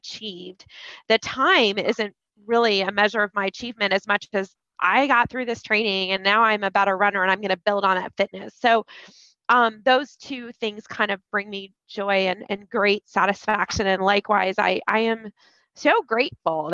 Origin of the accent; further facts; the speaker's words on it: Columbus, Ohio, United States; I grew up in Columbus